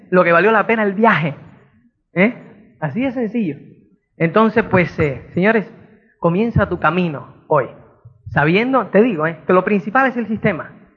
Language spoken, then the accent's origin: Spanish; Cuba; moved away; also born or lived in Spain; como es cubano